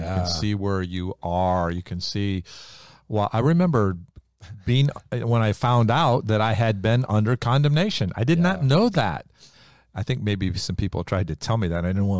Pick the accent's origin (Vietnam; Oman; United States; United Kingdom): United States; the Bible Belt; I came from the Bible Belt.